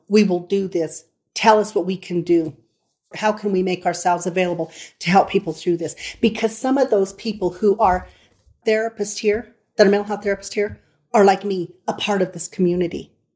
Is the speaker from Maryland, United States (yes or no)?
no; Colorado Springs, Colorado, United States; We are from Colorado Springs, Colorado